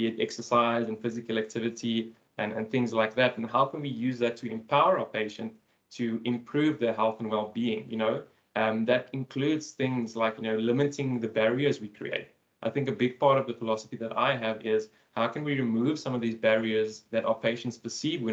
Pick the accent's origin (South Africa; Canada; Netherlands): South Africa; Cape Town, Western Cape; also born or lived in Port Elizabeth, South Africa; I'm from Cape Town in South Africa